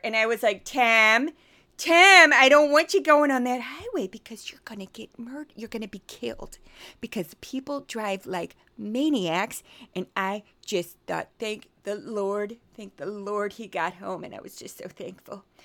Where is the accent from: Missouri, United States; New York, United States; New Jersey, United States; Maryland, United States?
Missouri, United States; Midwest, Missouri accent, United States; accent: Missouri; I'm from the Midwest